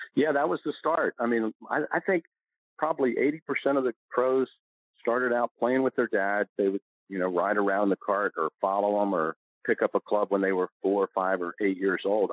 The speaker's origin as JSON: {"language": "English", "region": "Maryland", "country": "United States", "said": "I was from Maryland"}